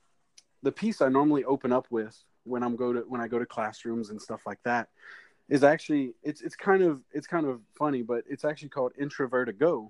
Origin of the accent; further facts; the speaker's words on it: Houma, Louisiana, United States; I'm from Houma, Louisiana